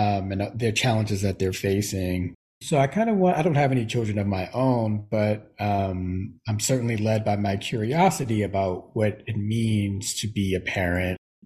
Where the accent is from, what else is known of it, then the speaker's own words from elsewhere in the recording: New York City, New York, United States; I was raised in Brooklyn in the Bronx